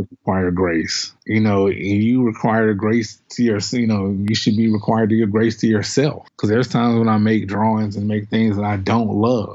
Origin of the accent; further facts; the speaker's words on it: Winston-Salem, North Carolina, United States; now in Detroit, United States; I grew up in Winston-Salem, North Carolina